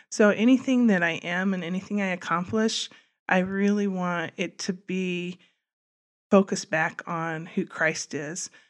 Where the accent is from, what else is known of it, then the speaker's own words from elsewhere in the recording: Wabash, Indiana, United States; moved away as an adult; also born or lived in Colorado; grew up in, in Wabash, though, went to school in Wabash